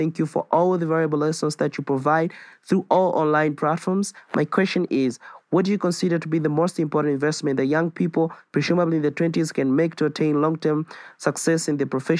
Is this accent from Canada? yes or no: no; Tanzania; born and raised in Tanzania, 22 years old